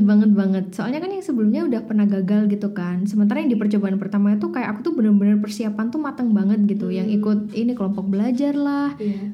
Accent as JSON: {"language": "Indonesian", "town": "Malang", "region": "East Java", "country": "Indonesia", "tie": "born or raised there", "also_born_or_lived": "London", "said": "saya asli Malang, 23 tahun hidup di Malang"}